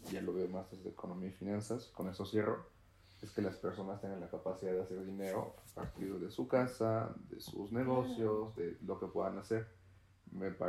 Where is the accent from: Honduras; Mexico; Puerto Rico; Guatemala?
Mexico; Tlaxcala; las personas que somos de Tlaxcala vivimos eso.